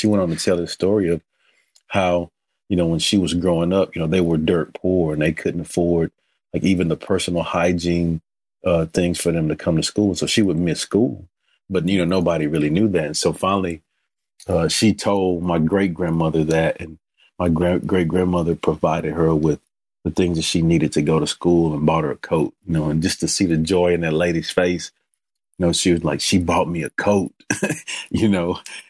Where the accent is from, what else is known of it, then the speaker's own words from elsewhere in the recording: Hearne, Texas, United States; You know, I'm originally from Hearne, Texas, which is over by Bryan College Station, and you know, grew up in church.